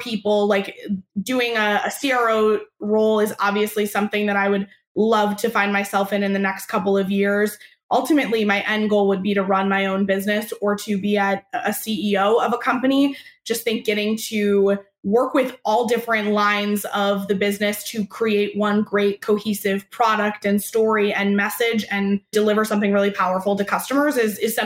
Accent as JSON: {"language": "English", "region": "Michigan", "country": "United States", "tie": "born or raised there", "also_born_or_lived": "Arizona / California", "moved": "yes", "lives_now": "Boston, United States", "said": "I grew up in Michigan"}